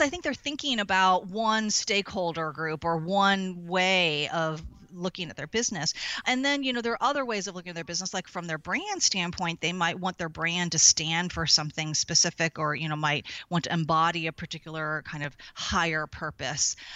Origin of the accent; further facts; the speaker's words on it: St. Louis, Missouri, United States; moved away as an adult; also born or lived in Chicago / San Diego; now in San Francisco, United States; I was born and raised in Saint Louis, Missouri